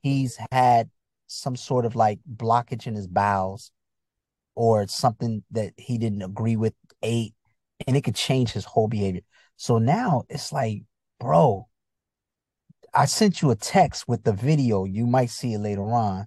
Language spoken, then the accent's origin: English; Bridgeport, Connecticut, United States; also born or lived in Chicago, Illinois / Virginia; I grew up in Connecticut